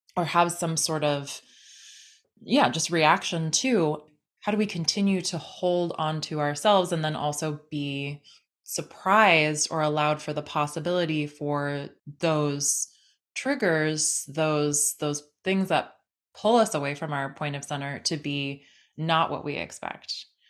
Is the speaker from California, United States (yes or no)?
yes; San Diego, California, United States; growing up in San Diego